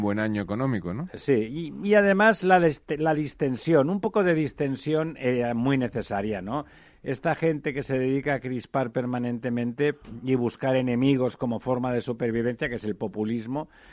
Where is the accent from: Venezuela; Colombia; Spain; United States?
Spain; Catalonia; yo soy catalán de nacimiento